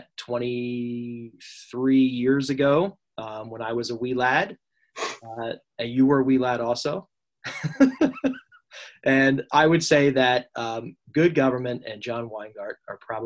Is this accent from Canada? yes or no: no; New Jersey, United States; Born and raised in South Jersey